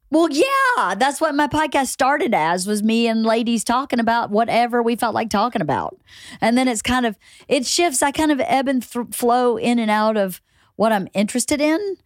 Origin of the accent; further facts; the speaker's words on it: small town in Georgia, United States; moved away as an adult; also born or lived in Atlanta; I'm from Georgia. I'm from a okay. small town